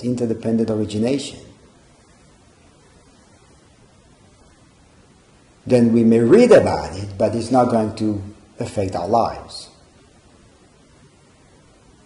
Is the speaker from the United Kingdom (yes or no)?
no; Israel; moved away; growing up in Israel and dealing with conflict, dealing with exposure to conflict, which I grew up